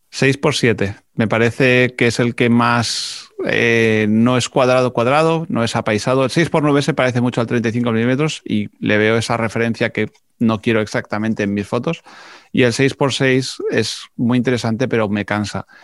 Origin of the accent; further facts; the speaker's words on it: Spain; siendo español hablo en inglés